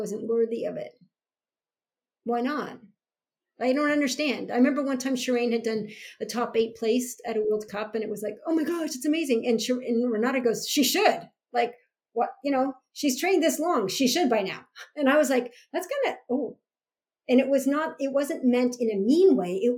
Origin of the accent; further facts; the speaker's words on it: Canada; the national pride of being a Canadian